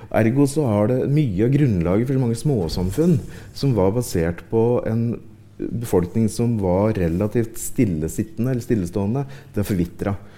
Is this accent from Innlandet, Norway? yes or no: yes; Ringsaker, Innlandet, Norway; jeg kommer jo fra Ringsaker sjøl